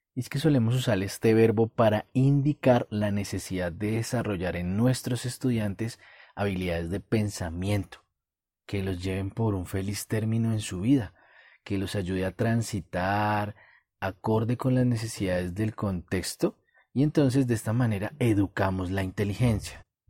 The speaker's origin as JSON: {"language": "Spanish", "country": "Colombia", "said": "como dicen en mi país, en Colombia"}